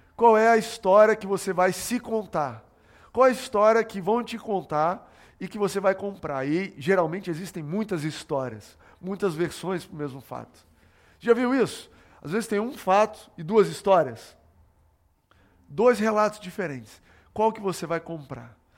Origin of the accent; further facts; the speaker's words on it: São Paulo, Brazil; also born or lived in Goiás / Brasília; quando eu tinha 9 anos de idade, eu me mudei com meu pai para São Paulo. A gente morava em Brasília, eu nasci em Goiás, morei em Brasília e me mudei para São Paulo.